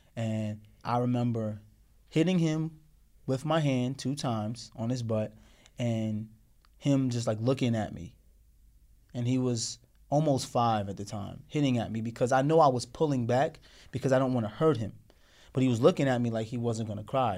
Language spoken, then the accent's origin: English; Morristown, Tennessee, United States; growing up with her in Tennessee, Morristown, Tennessee, in the South